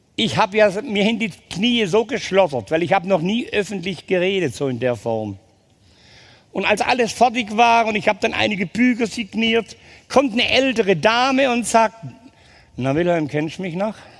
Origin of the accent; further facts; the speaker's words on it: Ulm, Baden-Württemberg, Germany; Geboren bin ich in Ulm